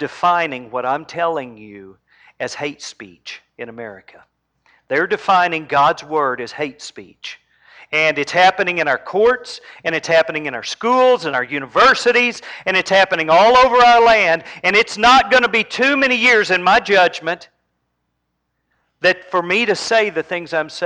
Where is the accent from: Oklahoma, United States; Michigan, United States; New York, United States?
Oklahoma, United States; I was raised in Oklahoma.